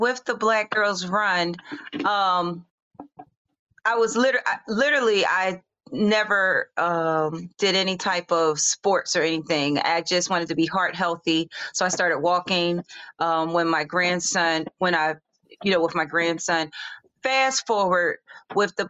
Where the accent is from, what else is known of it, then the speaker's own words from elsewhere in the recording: Philadelphia, Pennsylvania, United States; now in Hope Mills, United States; I was born and raised in Philadelphia, but I live in North Carolina.